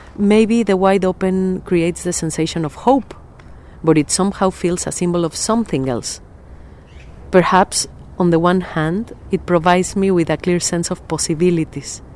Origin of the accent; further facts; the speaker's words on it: Mexico City, Mexico; moved away as an adult; now in Sheffield, United Kingdom; I was born in Mexico City and have lived in Sheffield for four years